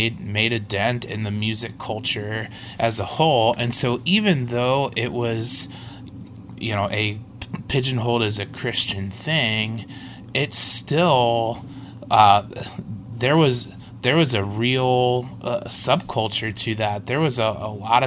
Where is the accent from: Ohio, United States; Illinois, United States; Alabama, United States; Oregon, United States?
Ohio, United States; Cincinnati; moved away; also born or lived in Minneapolis / Fort Wayne; growing up in Cincinnati